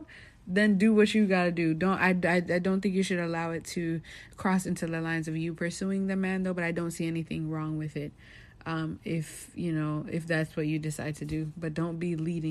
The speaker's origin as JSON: {"language": "English", "country": "Jamaica", "said": "I grew up as a Jamaican"}